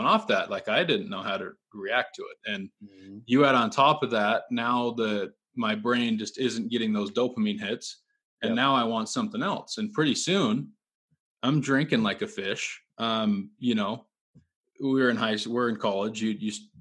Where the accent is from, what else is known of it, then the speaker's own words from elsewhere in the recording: Utah, United States; I grew up in Utah